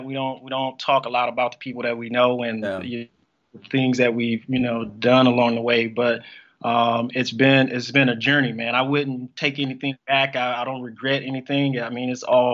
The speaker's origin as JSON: {"language": "English", "town": "Las Vegas", "region": "Nevada", "country": "United States", "tie": "born or raised there", "also_born_or_lived": "Mississippi / New York / California", "said": "I'm originally from Mississippi, born and raised. I moved to Las Vegas when I was 7, grew up out here in Las Vegas"}